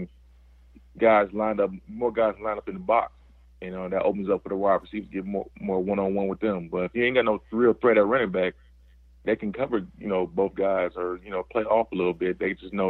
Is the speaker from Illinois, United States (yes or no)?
yes; Chicago, Illinois, United States; I grew up in Chicago